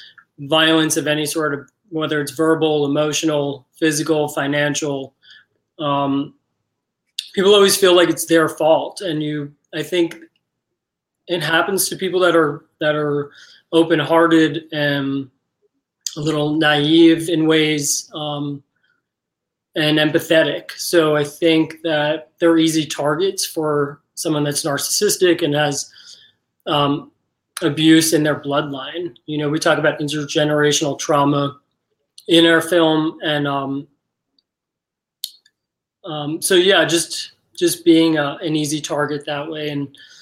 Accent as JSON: {"language": "English", "region": "New York", "country": "United States", "moved": "yes", "said": "I am from New York originally"}